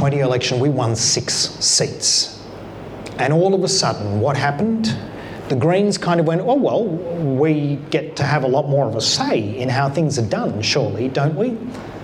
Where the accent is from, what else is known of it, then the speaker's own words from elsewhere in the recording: Canberra, Australian Capital Territory, Australia; I come from Canberra, where we have proportional representation in our local parliament